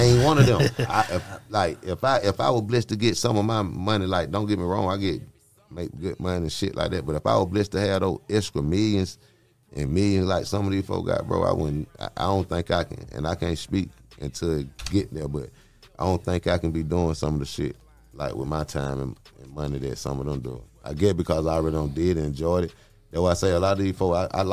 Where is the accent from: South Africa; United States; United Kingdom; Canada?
United States; I'm from Cleveland Avenue